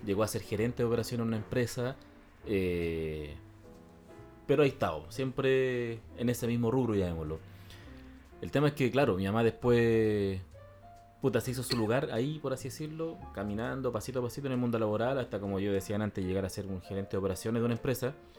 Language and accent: Spanish; Santiago, Santiago Metropolitan Region, Chile; nos fuimos de Renca